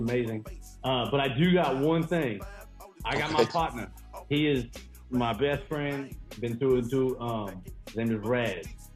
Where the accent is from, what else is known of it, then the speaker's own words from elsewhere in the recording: California, United States; I grew up in California, so we didn't have racism as much.